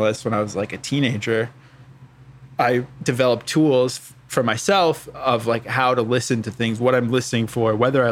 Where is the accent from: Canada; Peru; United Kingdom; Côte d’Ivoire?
Canada; Western Canada; I grew up in Western Canada